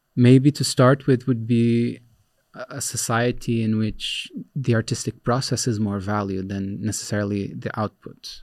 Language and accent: English; Brazil; moved away as an adult; now in Netherlands; I was born in Brazil. I worked in Brazil for a long time